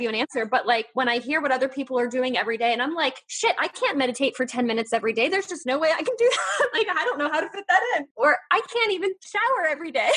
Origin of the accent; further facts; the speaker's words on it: Northeast, United States; I'm from the Northeast